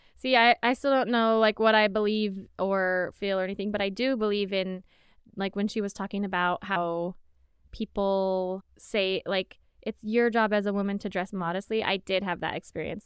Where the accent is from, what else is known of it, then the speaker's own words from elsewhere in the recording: Arizona, United States; I'm from Arizona.